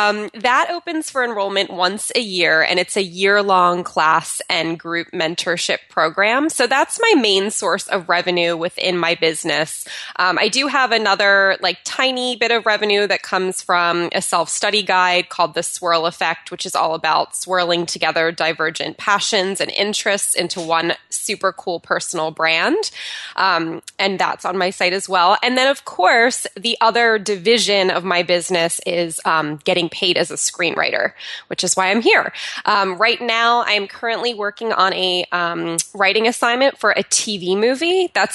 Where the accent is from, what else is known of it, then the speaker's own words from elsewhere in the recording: New Jersey, United States; now in California, United States; in between moving from my hometown of New Jersey to moving out to California, my husband and I lived in an Airstream trailer.